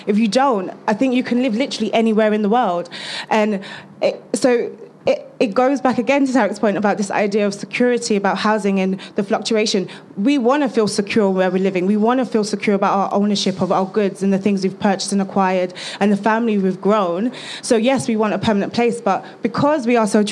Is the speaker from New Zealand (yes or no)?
no; London, United Kingdom; also born or lived in Newham, London; I'm an East Londoner. I grew up literally in Haggerston, down the road. I'm still living in East London, in Newham now